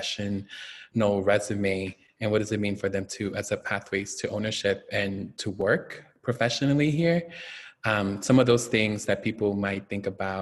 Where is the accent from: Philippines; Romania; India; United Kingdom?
Philippines; now in Oakland, United States; As an immigrant, I grew up in the Philippines. I was born in the Philippines.